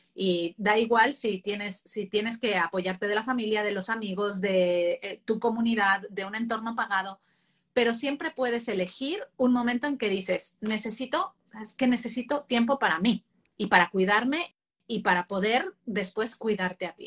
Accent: Mexico; moved away as an adult; now in Spain; Yo que he vivido mi infancia en México y ya mi, parte de adulto en, España

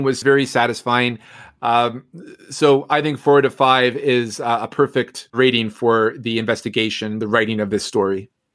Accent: Newfoundland and Labrador, Canada; now in Ottawa, Canada; I'm I'm from Newfoundland

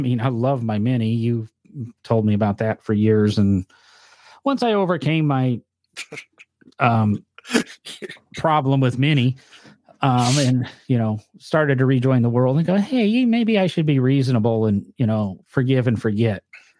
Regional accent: the North, United States; accent: northern; And somebody's going to harass me because I guess I say comfortable weird, but that's my northern accent.

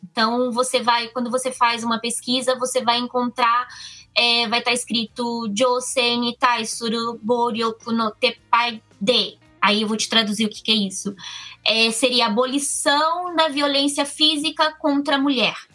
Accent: Cruzeiro, São Paulo, Brazil; now in Komaki, Japan; Também sou do interior de São Paulo, no, no Brasil, Cruzeiro ali no, no Vale do Paraíba

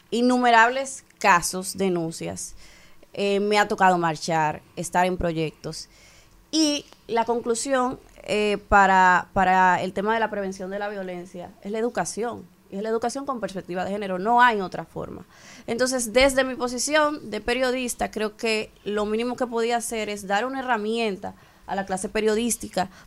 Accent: Dominican Republic; como mujer, como ciudadana dominicana que se despierta todas las mañanas

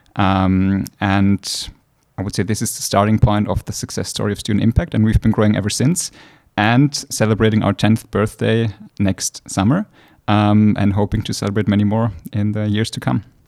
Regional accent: Austria; moved away as an adult; now in St. Gallen, Switzerland; originally from Austria

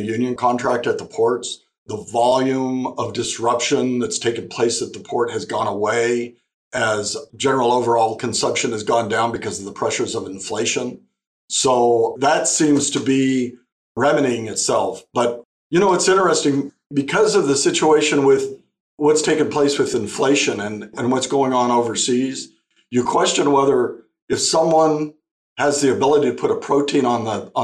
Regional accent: Imperial Valley, California, United States; also born or lived in Arizona; I grew up in the Imperial Valley

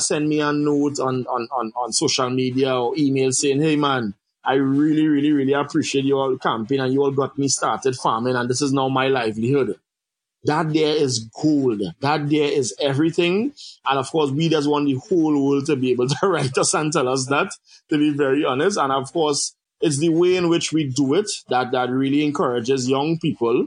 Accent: Siparia, Trinidad & Tobago; I'm from Trinidad and Tobago, south of the island, Siparia. Some people might say Siparia, but the writing is Siparia. I grew up on a farm.

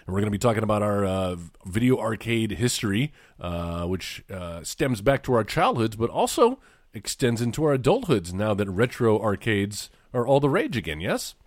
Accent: small town an hour from Corpus Christi, Texas, United States; the little town I grew up

